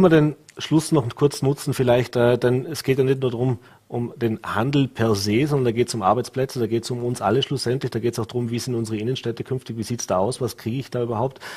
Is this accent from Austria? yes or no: yes; Vorarlberg, Austria; bei uns in Vorarlberg